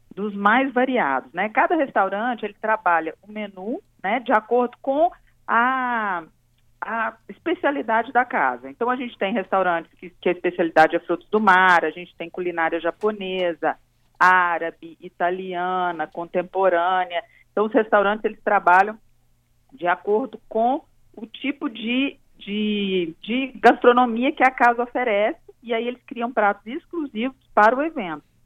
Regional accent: Minas Gerais, Brazil; now in Espírito Santo, Brazil; Eu sou mineira, né, mas já me considero capixaba, moro aqui há 18 anos

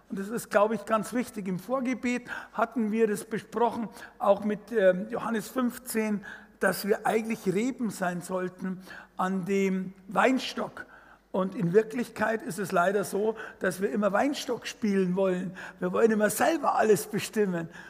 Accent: Fürstenfeldbruck, Bavaria, Germany; Okay, also ich bin aufgewachsen in Fürstenverbruck, das ist so 20 Kilometer westlich von München, zwischen Augsburg und München.

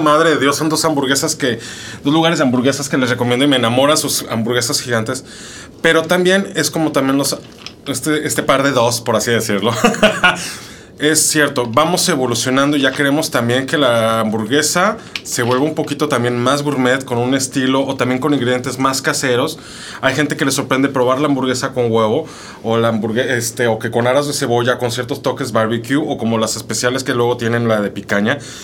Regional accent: Mexico City, Mexico; yo como soy chilango

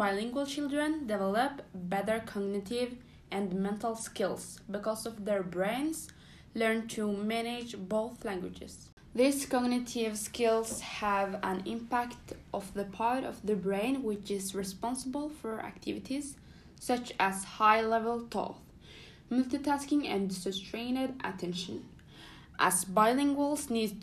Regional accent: Somalia; English is a second language; now in Norway; my parents are from Somalia, and so am I. But now we live in Norway, and I can speak Norwegian and Somali.

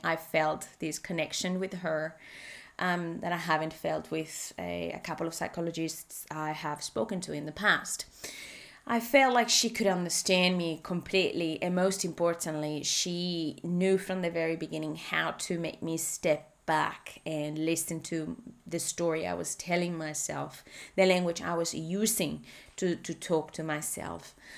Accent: Spain; English is a second language; moved away as an adult; now in Australia; I live in Australia, although I'm originally from Spain

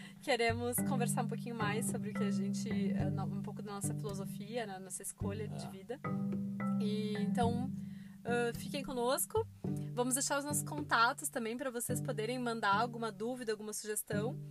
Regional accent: Porto Alegre, Rio Grande do Sul, Brazil; Somos de Porto Alegre, uh, né? Rio Grande do Sul

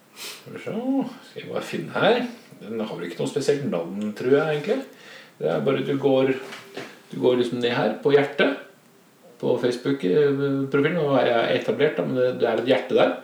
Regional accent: Oslo, Norway; now in Moss, Norway; Jeg er opprinnelig fra Oslo

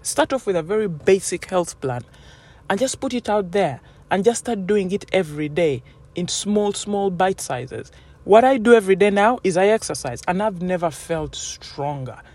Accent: Uganda; as a woman growing up in Uganda, where I come from

